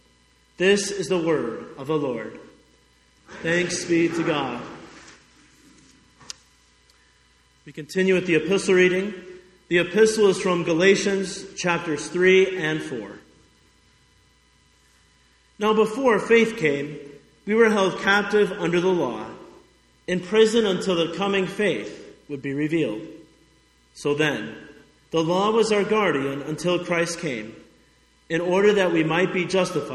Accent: Highland, Indiana, United States; moved away as an adult; also born or lived in Wausau, Nebraska / Montana / Chattanooga, Tennessee; my hometown of Highland, Indiana

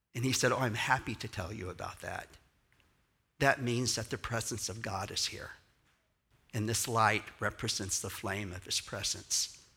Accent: Houston, Texas, United States; I'm from Texas.

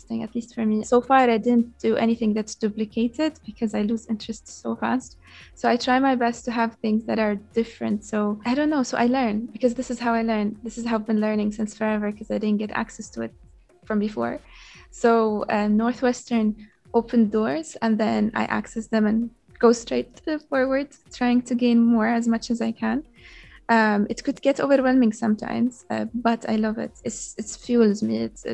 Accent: Yemen; now in Doha, Qatar; I grew up in Yemen. All I know is Yemen.

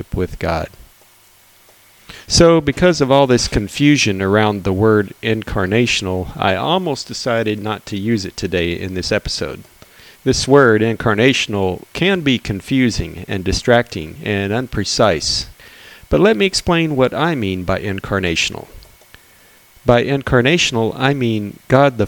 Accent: Texas, United States; Growing up in Texas, my family used to attend an annual chili cook-off competition.

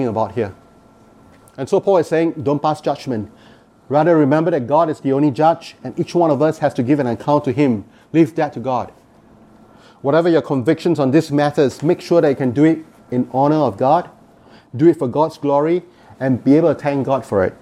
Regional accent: Singapore; now in Canada; I come from Singapore.

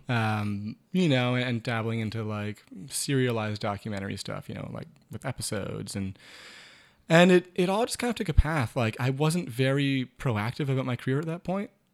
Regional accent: Maine, United States; growing up in Maine.

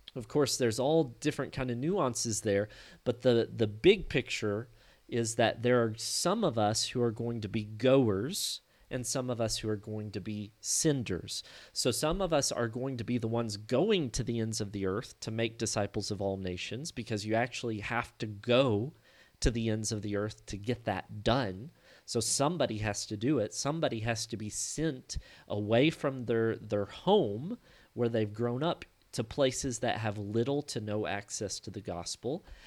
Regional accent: Hardin, Kentucky, United States; I'm from Hardin, Kentucky, which is just north of Murray

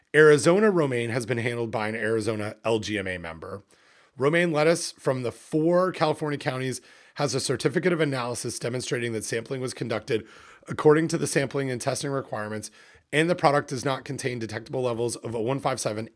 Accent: Canada; here in Canada, and I'm a Canadian

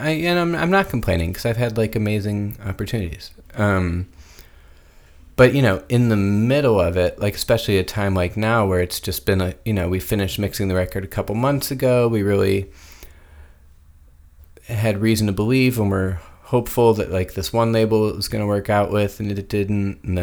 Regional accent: Chicago suburbs, Illinois, United States; I grew up in the suburbs.

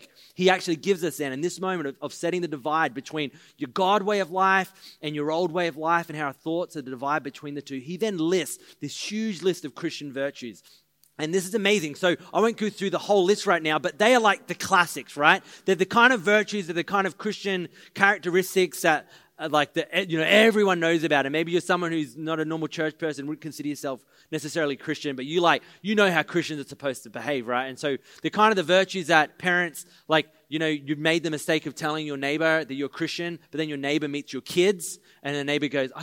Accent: Maroochydore, Queensland, Australia; we're the boys from Maroochydore

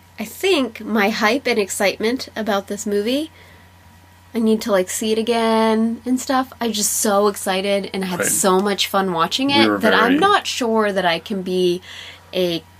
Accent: Boston, Massachusetts, United States; But it's because we're from Boston.

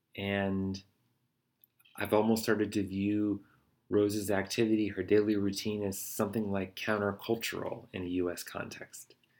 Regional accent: United States; as an American

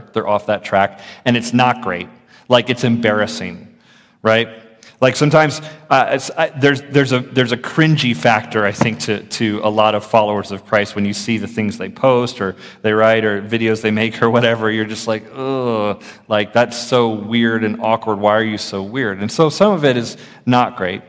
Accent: Florida, United States; I grew up in the public schools in Florida

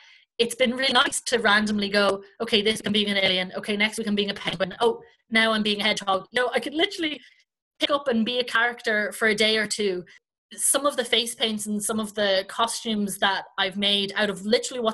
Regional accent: Ireland; accent: Irish; my Irish accent

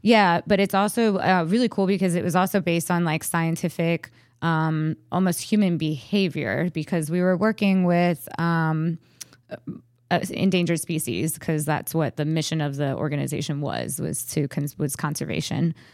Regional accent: Frederick, Maryland, United States; moved away as an adult; I was ready to move back to my hometown

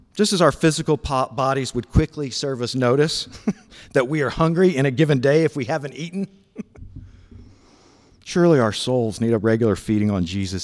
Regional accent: Memphis, Tennessee, United States; Memphis, Tennessee, where I grew up

